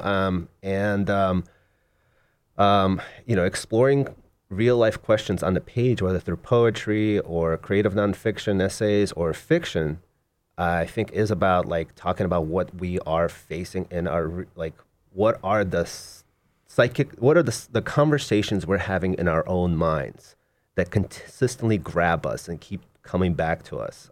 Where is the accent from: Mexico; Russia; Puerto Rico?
Russia; Moscow; now in United States; Originally, I was born in Moscow in Russia, and my mom and I immigrated, uh, in nineteen eighty-nine